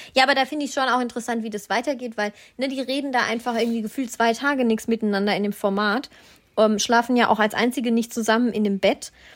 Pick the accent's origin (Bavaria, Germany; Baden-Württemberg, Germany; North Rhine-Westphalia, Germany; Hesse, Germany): Baden-Württemberg, Germany; Black Forest; moved away; ich komme ja auch aus dem Schwarzwald